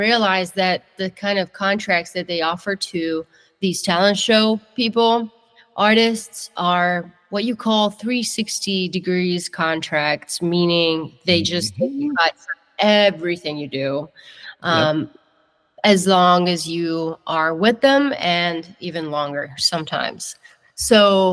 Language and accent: English; northern Italy, Italy; English is a second language; moved away as an adult; also born or lived in Germany; now in Nashville, United States; I grew up in Italy. I'm born and raised Italian